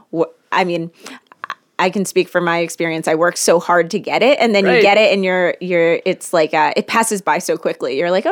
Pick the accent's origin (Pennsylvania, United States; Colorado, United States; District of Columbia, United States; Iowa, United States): District of Columbia, United States; Washington; I was raised in the Washington, D.C. area, and I went to a private all-female high school.